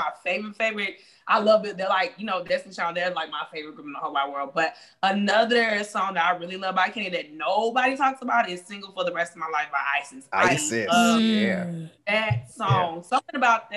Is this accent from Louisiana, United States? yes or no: yes; Louisiana, United States; also born or lived in Texas; I was born in Louisiana, Texas, and moved back to Louisiana